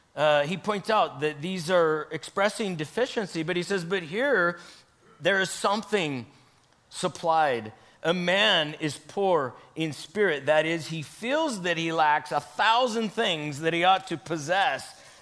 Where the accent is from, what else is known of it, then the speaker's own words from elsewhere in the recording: Idaho, United States; I grew up in Idaho here for a couple years when I was a kid, and we did try to ride the ponies.